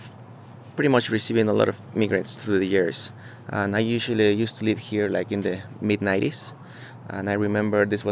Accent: Mexico City, Mexico; moved away as an adult; also born or lived in Guerrero, Mexico; now in Salt Lake City, United States; I'm from Mexico. I'm from South Mexico in Guerrero. I grew up in Mexico City

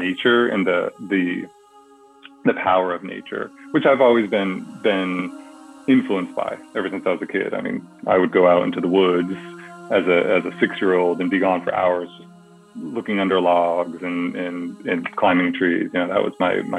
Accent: New England, United States; now in California, United States; I grew up in New England, so I had at least seasons

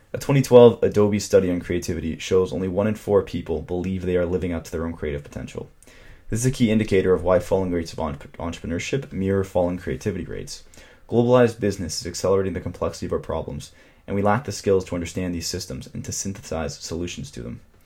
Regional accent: Toronto, Ontario, Canada; my hometown of Toronto, Canada

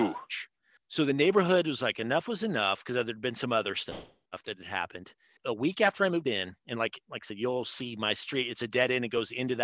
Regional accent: Des Moines, Iowa, United States; I grew up kind of in Merle Hay area, and this is like Lower Beaver.

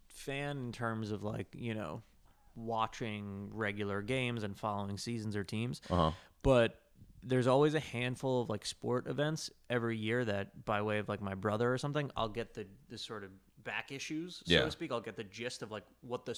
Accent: New Jersey, United States; Like, ultimately, I'm a dude from New Jersey, grew up with brothers and played sports.

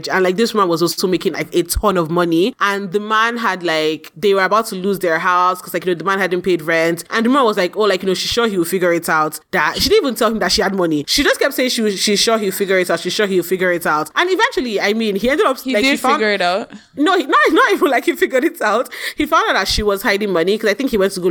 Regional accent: Nigeria; as a Nigerian

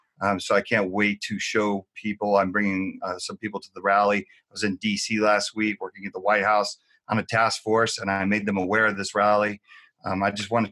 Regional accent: New Jersey, United States; now in Las Vegas, United States; I'm out in Las Vegas. I grew up in New Jersey.

